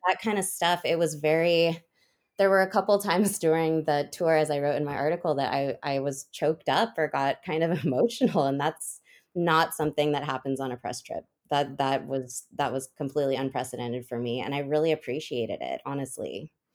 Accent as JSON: {"language": "English", "region": "Oregon", "country": "United States", "tie": "born or raised there", "moved": "yes", "lives_now": "Nashville, United States", "said": "I live in Nashville now. I was born and raised on the West Coast in a small town in Oregon."}